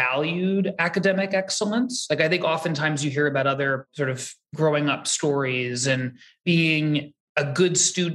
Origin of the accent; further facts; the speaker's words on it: New York City, New York, United States; I grew up in New York City. I grew up very close to where I live now. I grew up on the Upper West Side